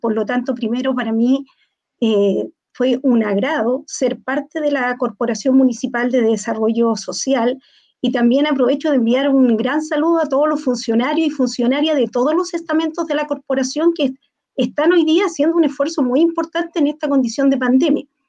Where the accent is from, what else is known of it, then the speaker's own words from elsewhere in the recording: Antofagasta, Chile; Yo soy antofagastina, soy de esta ciudad